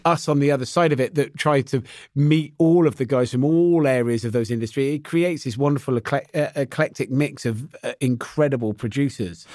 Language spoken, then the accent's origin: English; West Country, South West England, United Kingdom; I'm from the West Country, not far from Cheddar Gorge